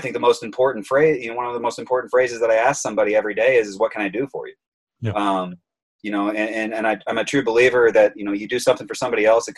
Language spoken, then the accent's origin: English; Auburn, Indiana, United States; also born or lived in Texas; now in Chicago, United States; I grew up in Auburn, Indiana